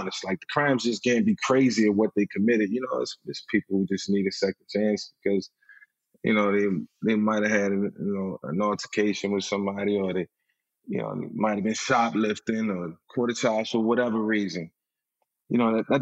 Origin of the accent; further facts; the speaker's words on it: Virginia, United States; Virginia, my hometown